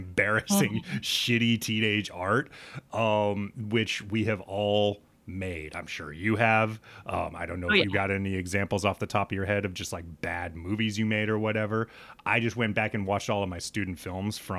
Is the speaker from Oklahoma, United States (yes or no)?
no; Nebraska, United States; dumb white kid growing up in Nebraska